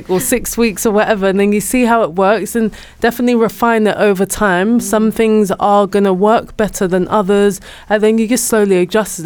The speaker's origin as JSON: {"language": "English", "region": "London", "country": "United Kingdom", "said": "That's not where I grew up, but I am from North London"}